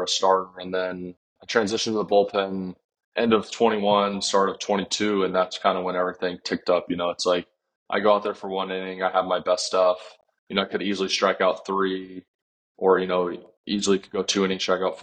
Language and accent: English; Kansas, United States; I'm from Kansas